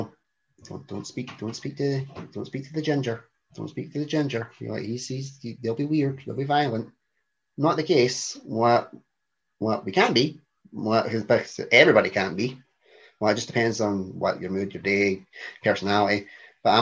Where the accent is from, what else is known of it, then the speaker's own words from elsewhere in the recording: Coatbridge, Scotland, United Kingdom; accent: Glaswegian; also born or lived in Airdrie; Born and bred in Scotland in my wee district, of Airdrie, then Coatbridge